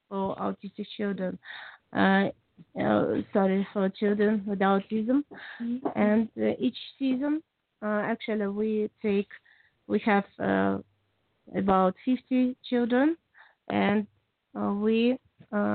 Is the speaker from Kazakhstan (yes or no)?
yes; Kazakhstan; English is a second language; I'm from Kazakhstan